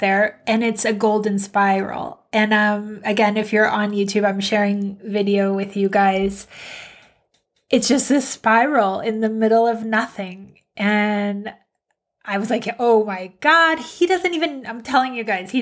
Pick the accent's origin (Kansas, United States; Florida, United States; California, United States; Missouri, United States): California, United States; San Diego; also born or lived in Minnesota / Colorado; 7, we moved to San Diego.